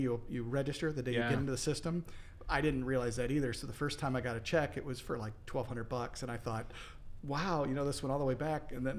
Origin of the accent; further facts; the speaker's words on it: Noblesville, Indiana, United States; I'm originally from this area. I grew up in Noblesville.